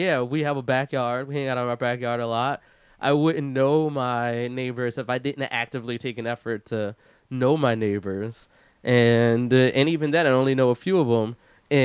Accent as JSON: {"language": "English", "town": "Philadelphia", "region": "Pennsylvania", "country": "United States", "moved": "yes", "lives_now": "Seattle, United States", "said": "I live in Seattle now, and I'm originally from Philadelphia. And in Philadelphia, I lived in West Philadelphia, which is row homes"}